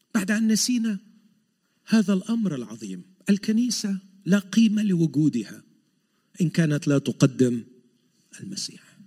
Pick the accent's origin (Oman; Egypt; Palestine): Egypt; now in Montreal, Canada; عندنا في مصر